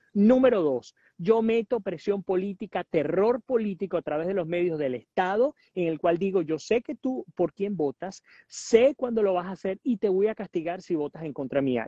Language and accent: Spanish; Puerto Ordaz, Bolívar, Venezuela; moved away as an adult; also born or lived in Caracas; yo nací en Caracas en el 81 y mi papá en el 85 me llevó a vivir a Puerto Ordaz